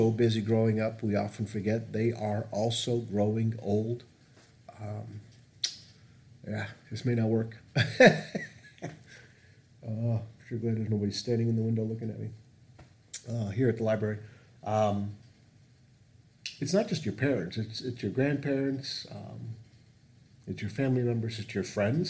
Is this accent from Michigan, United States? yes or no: yes; Northville, Michigan, United States; It's Northville where I grew up